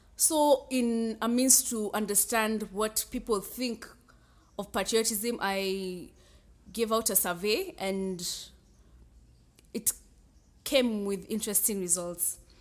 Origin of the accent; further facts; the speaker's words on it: Kenya; I'm a Kenyan too